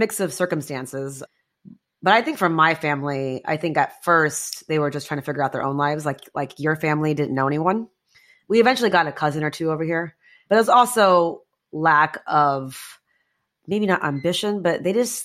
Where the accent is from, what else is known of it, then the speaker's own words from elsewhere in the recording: Houston, Texas, United States; now in Greenwich, United States; I grew up in Houston